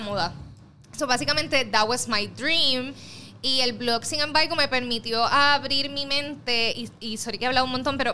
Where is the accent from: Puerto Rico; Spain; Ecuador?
Puerto Rico; soy de Puerto Rico, tengo 25 años